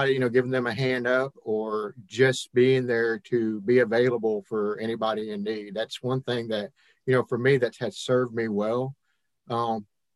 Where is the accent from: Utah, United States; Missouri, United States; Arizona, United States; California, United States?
Missouri, United States; Hannibal; now in Mississippi, United States; I was born and raised in Hannibal, Missouri, kind of a Yankee, I guess, by birth. Moved around and ended up here in Mississippi back in 1996